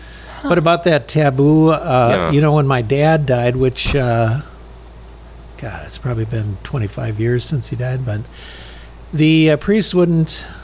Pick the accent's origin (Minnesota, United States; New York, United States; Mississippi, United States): Minnesota, United States; Stearns County; also born or lived in Melrose, Minnesota / Sauk Centre, Minnesota; I was born in the Melrose Hospital. So from Minnesota, actually, I'm a Sterney, you know, from Stearns County